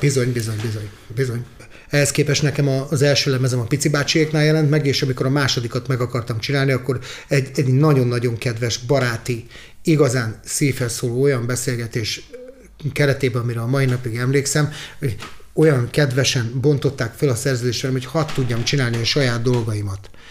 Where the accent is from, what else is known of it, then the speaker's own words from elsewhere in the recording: Budapest, Hungary; first language Hungarian; együtt nőttem föl velük Pesterzsébeten